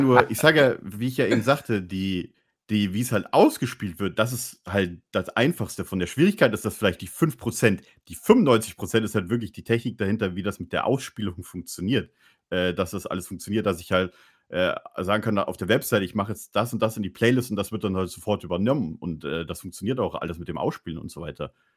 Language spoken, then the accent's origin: German; Bavaria, Germany; moved away; ich komme aus Bayern